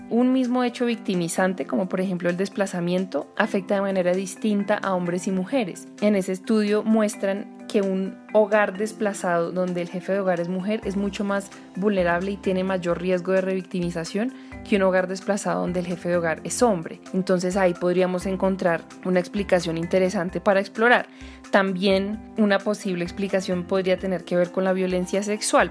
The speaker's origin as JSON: {"language": "Spanish", "country": "Colombia", "said": "como investigadora y como mujer colombiana"}